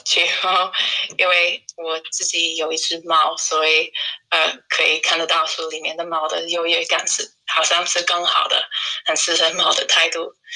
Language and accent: Chinese; United Kingdom; Chinese is a second language; also born or lived in Shanghai, China / Tainan, Taiwan / Leeds; 我来自英国，现在我在布莱顿，呃，因为英国都在封城